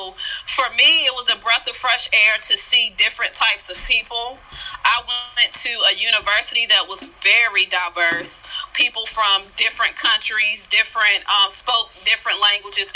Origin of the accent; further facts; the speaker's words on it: South Boston, Virginia, United States; moved away as an adult; it was just a way to explore beyond South Boston